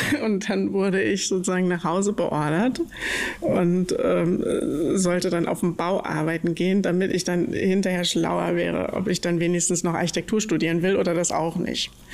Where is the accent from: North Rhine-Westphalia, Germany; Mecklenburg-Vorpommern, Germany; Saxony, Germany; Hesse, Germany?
Mecklenburg-Vorpommern, Germany; now in Berlin, Germany; ich komme aus Mecklenburg